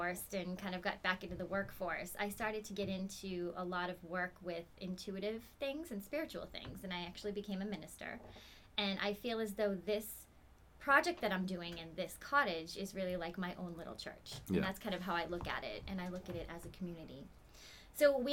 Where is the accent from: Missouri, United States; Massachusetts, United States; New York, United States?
Massachusetts, United States; moved away as an adult; now in New Hampshire, United States; I've actually been a resident of New Hampshire for, oh my goodness, almost 20 years now. I grew up in Massachusetts